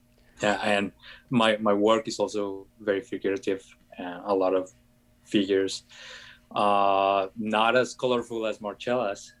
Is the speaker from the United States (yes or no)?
no; Colombia; moved away; I'm from Colombia.